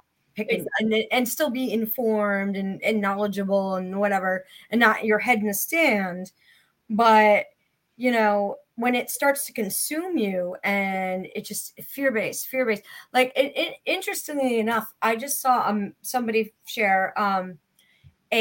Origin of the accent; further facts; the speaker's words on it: Connecticut, United States; I'm from Connecticut